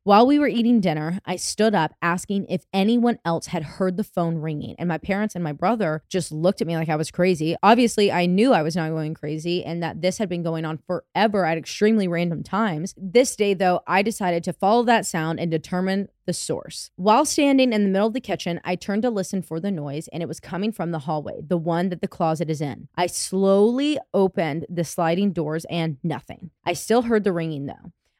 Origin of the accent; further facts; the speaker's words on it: Ohio, United States; we are both from Northeast Ohio and not from Germany, and neither one of us are German.